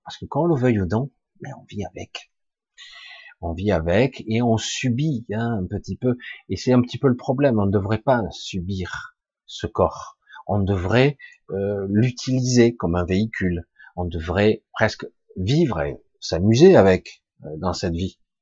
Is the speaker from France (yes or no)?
yes; France; Je suis français de cœur, je suis né en France, mais je suis à moitié catalan